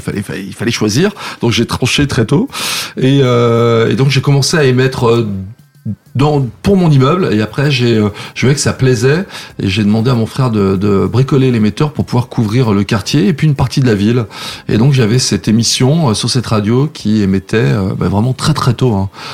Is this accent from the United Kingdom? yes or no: no; Saint-Jean-de-Maurienne, Auvergne-Rhône-Alpes, France; moved away as an adult; also born or lived in Lyon / Paris; Donc j'ai grandi là-bas, euh, j'ai quitté la ville, je crois que j'avais 18 ans, 18-19 ans